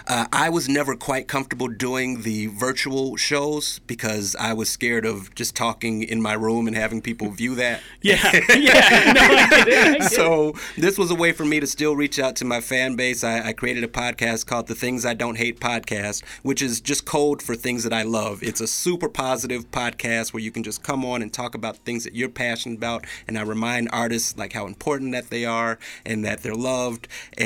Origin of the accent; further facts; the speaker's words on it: Chicago, Illinois, United States; moved away; also born or lived in Boise, Idaho; I'm from Chicago originally, but I actually started my comedy career in Boise back during the old Funny Bone days.